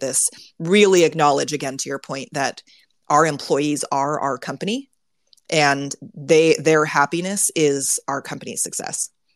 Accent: Silicon Valley, California, United States; I grew up in Silicon Valley

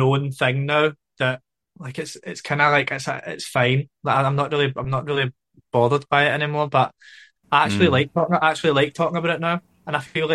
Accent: Glasgow, Scotland, United Kingdom; growing up in Glasgow

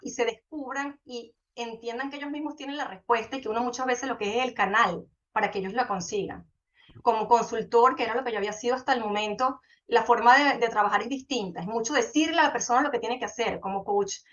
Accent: Venezuela; moved away as an adult; also born or lived in Colombia; now in Panama; yo vivía en Venezuela, soy venezolana

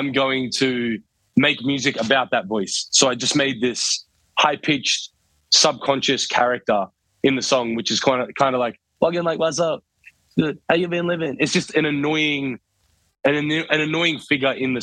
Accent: Townsville, Queensland, Australia; moved away; I'm originally I'm from Townsville, so it's good to be back up here in Queensland

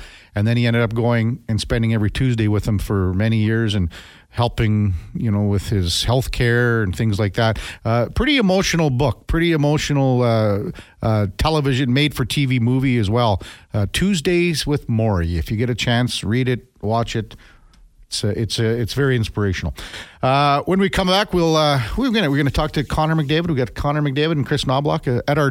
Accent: Saskatchewan, Canada; I grew up in Saskatchewan

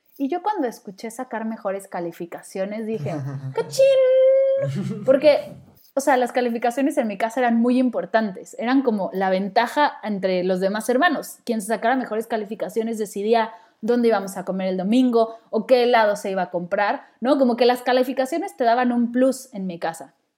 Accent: Mexico City, Mexico; moved away as an adult; Yo nací en la Ciudad de México y viví ahí toda mi vida hasta que me mudé para acá

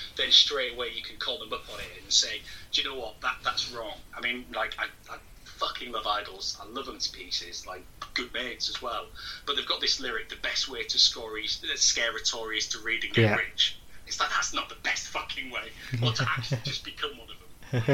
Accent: Hull, Yorkshire and the Humber, United Kingdom; now in Nottingham, United Kingdom; I'm from Hull originally, but live down

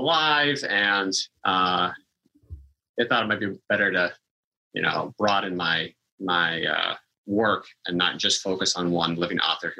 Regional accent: Washington, United States; I grew up in the Northwest in Washington State

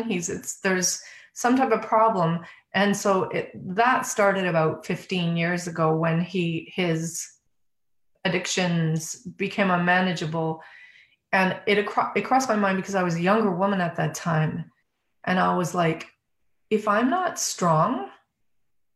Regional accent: Calgary, Alberta, Canada; moved away; I'm born and raised in Calgary, Alberta

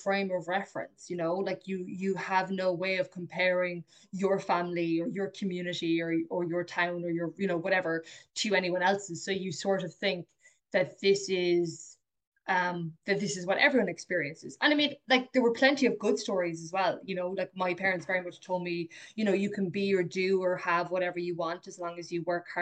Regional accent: Clonakilty, Munster, Ireland; when I was growing up in Clonakilty

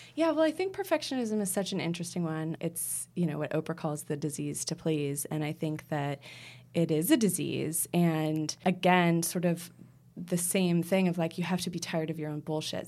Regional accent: United States; moved away; I'm American

